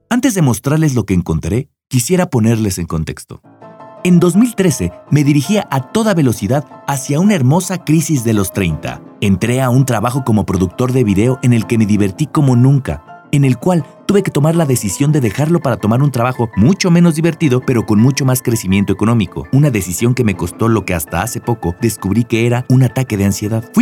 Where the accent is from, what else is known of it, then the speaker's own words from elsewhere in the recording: Mexico; Obvio, como mexicano que se respeta, no aprendí por la buena.